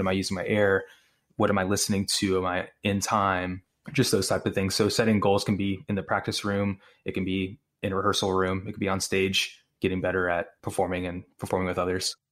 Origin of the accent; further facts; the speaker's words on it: Houston, Texas, United States; also born or lived in Austin; I'm originally from North Houston area